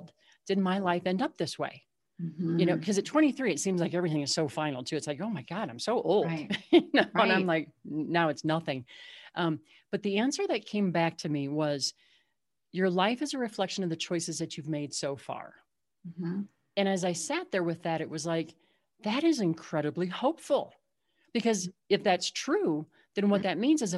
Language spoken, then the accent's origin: English; Southwest Missouri, United States; also born or lived in Illinois; we moved from Illinois down to Southwest Missouri